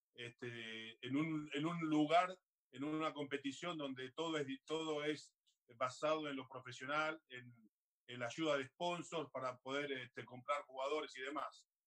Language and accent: Spanish; Argentina; moved away as an adult; also born or lived in Australia; now in Paris, France; yo soy, tengo raíces, soy argentino